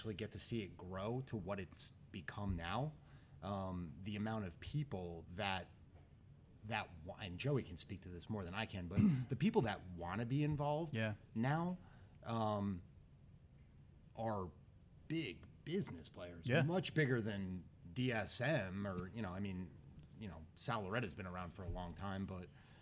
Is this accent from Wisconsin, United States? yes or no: no; Wyckoff, New Jersey, United States; also born or lived in Bethlehem, Pennsylvania; when I grew up in Wyckoff, the proximity to Patterson is 10 minutes down the road